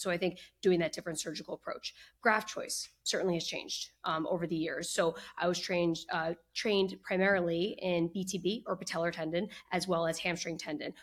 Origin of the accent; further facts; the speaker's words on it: New Jersey, United States; also born or lived in Boston / Philadelphia; I grew up in New Jersey, where I currently practice now